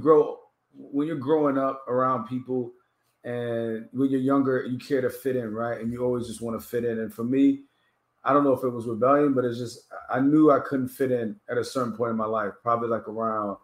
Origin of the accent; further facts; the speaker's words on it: Miami, Florida, United States; also born or lived in Washington, D.C.; I grew up in Miami